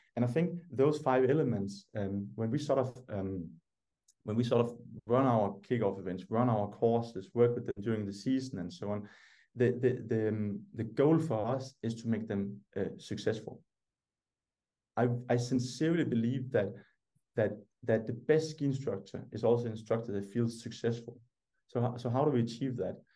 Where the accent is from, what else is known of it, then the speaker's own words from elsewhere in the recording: Denmark; English is a second language; I was the only Danish person